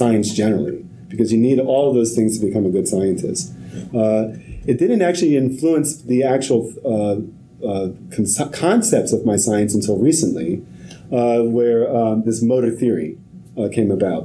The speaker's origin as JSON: {"language": "English", "town": "New York City", "region": "New York", "country": "United States", "tie": "born or raised there", "said": "grew up in Harlem, had the whole poverty experience"}